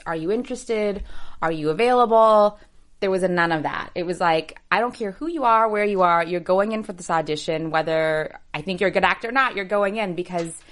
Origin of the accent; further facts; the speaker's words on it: Seattle, Washington, United States; first language English; I'm from Seattle originally